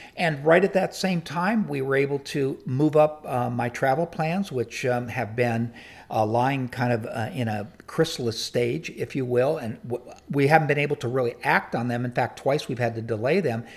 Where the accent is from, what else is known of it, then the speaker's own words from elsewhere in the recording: San Diego, California, United States; I grew up in San Diego